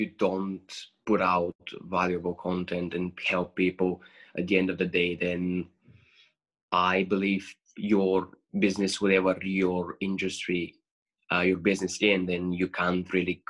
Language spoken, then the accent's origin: English; Bulgaria; moved away as an adult; now in Aberdeen, United Kingdom; And obviously, I'm coming from Bulgaria